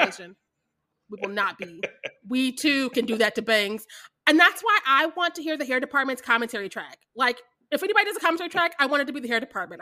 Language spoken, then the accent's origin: English; Kansas City, Missouri, United States; also born or lived in Warrensburg, Missouri / Lubbock, Texas; I'm from Kansas City, Missouri